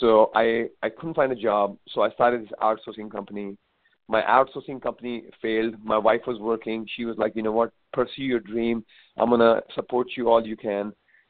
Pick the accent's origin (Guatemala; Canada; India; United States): India; I came from India